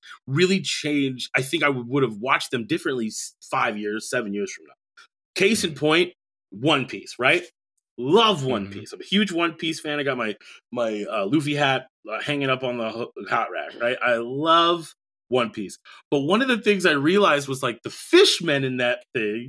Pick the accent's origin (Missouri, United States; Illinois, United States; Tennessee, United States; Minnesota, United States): Minnesota, United States; Rosemount; also born or lived in Bronx, New York; I was raised in a primarily white area, Rosemont, Minnesota